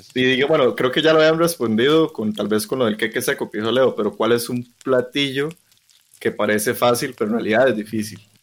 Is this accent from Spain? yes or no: no; Costa Rica; como ticos deberíamos saber cocinar